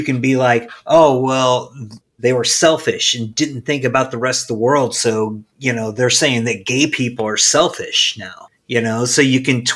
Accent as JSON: {"language": "English", "region": "Midwest", "country": "United States", "tie": "born or raised there", "said": "we grew up in the Midwest"}